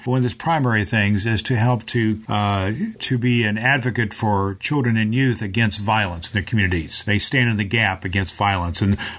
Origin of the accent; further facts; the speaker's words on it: Jeffersonville, Indiana, United States; We're both from Jeffersonville, Indiana.